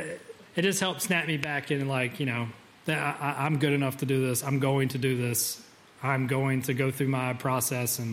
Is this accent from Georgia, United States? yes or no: yes; Georgia, United States; growing up in Georgia